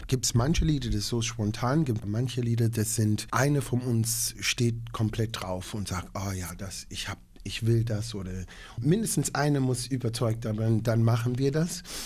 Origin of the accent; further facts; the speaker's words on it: Long Island, New York, United States; German is a second language; moved away as an adult; now in Nordhausen, Germany; Long Island, wo ich herkam, ist der Vorort für New York City.